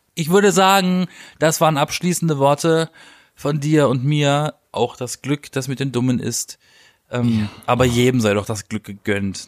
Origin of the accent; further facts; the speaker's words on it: Baden-Baden, Baden-Württemberg, Germany; ich komme ja aus Baden-Baden